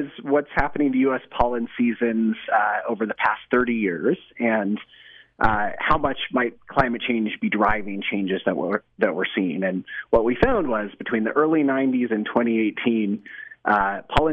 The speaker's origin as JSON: {"language": "English", "region": "Colorado", "country": "United States", "tie": "born or raised there", "moved": "yes", "lives_now": "Utah, United States", "said": "I grew up in Colorado doing a lot of hunting and fishing"}